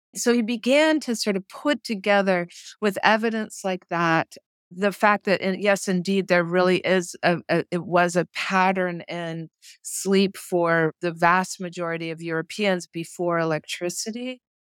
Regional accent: New Mexico, United States; also born or lived in Boston; now in Dallas, United States; I grew up in New Mexico

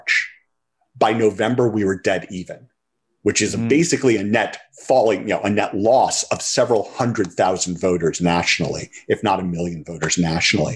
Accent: St. Louis, Missouri, United States; when I was a kid growing up in the St. Louis suburbs

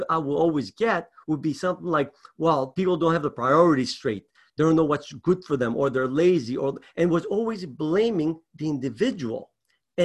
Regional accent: Greece; moved away; I was raised in Greece.

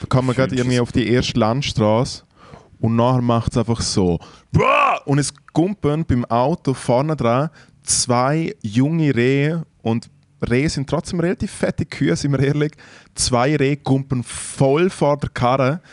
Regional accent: Switzerland; in den Schweizer Bergen, in der Nähe von meiner Heimat

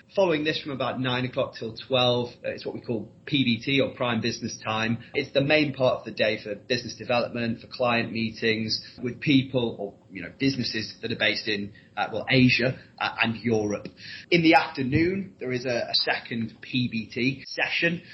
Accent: Leeds, Yorkshire and the Humber, United Kingdom; moved away as an adult; also born or lived in Newcastle; I'm from Leeds originally, but I did a four-year modern languages degree at Newcastle University

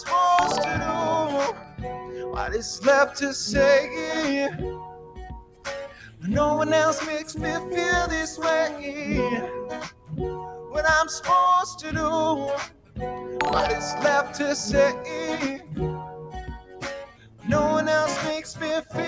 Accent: Australia; Yes, I'm actually Australian. Frightfully Australian.

